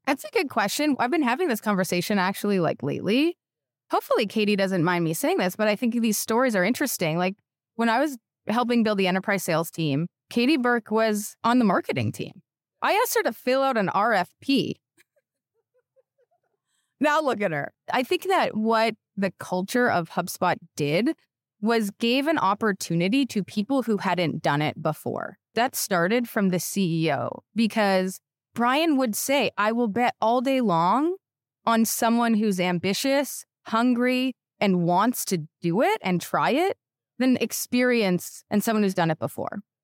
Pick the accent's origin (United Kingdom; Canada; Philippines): Canada; moved away as an adult; now in United States; I'm Canadian